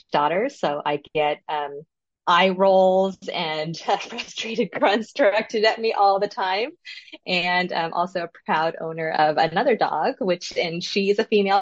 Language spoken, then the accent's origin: English; Los Angeles, California, United States; I was the very first daughter born in the U.S. in Los Angeles